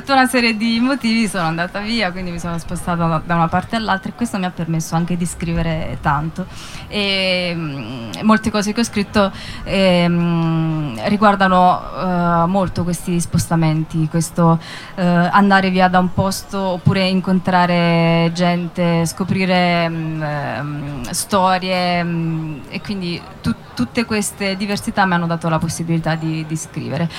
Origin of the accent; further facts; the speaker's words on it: Italy; moved away; Ho fatto due concerti giù a sud, uno a Lanciano e uno a Campobasso, dalle mie parti